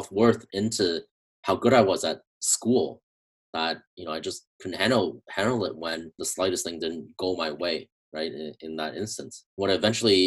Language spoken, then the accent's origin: English; Canada; I'm from Canada